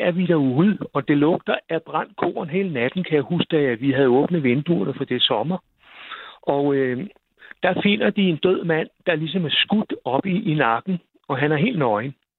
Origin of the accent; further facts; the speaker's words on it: near Roskilde, Zealand, Denmark; Jeg kommer fra en lille landsby uden ved siden af Roskilde